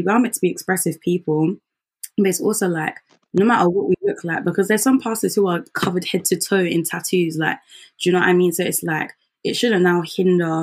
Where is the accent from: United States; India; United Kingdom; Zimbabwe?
Zimbabwe; moved away; I'm from Zim